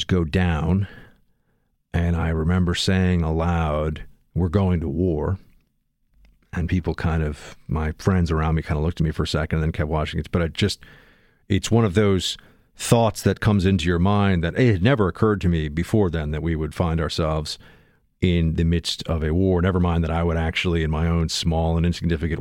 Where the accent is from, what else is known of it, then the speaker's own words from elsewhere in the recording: New York City, New York, United States; a kid growing up in New York